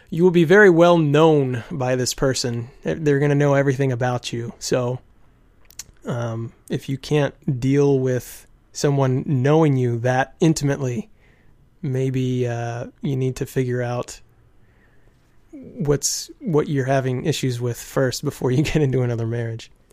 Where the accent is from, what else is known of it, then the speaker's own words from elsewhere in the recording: United States; I'm from America